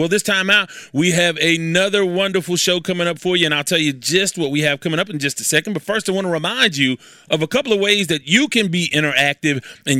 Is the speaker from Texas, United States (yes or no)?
yes; Houston, Texas, United States; I am from Houston, Texas